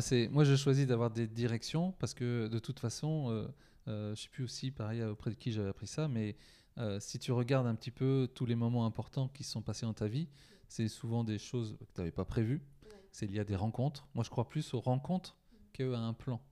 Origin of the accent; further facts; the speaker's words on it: Poitiers, Nouvelle-Aquitaine, France; je viens de Poitiers